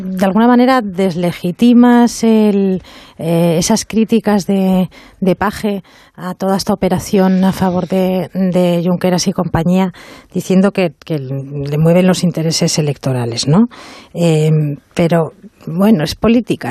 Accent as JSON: {"language": "Spanish", "town": "Bilbao", "region": "Basque Country", "country": "Spain", "said": "Soy de Bilbao."}